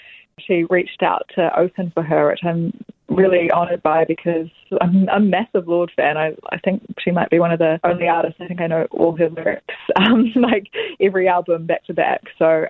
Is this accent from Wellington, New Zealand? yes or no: yes; Wellington, New Zealand; moved away; I'm from Wellington and my parents still live there.